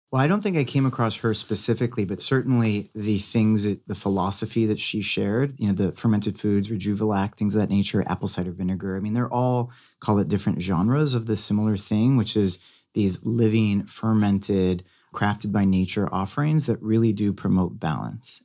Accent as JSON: {"language": "English", "town": "Beverly Hills", "region": "California", "country": "United States", "tie": "born or raised there", "said": "growing up in Catholic private school, going to Beverly Hills High"}